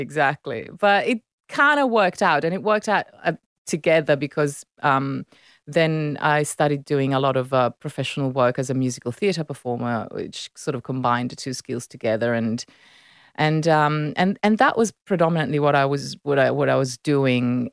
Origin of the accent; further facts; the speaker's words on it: Milan, Lombardy, Italy; first language Italian; English is a second language; moved away as an adult; now in Sydney, Australia; I was born and raised in Milan, so I grew up in that beautiful city.